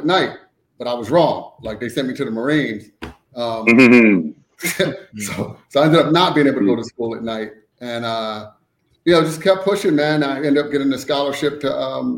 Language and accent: English; Trenton, New Jersey, United States; I grew up in Trenton, New Jersey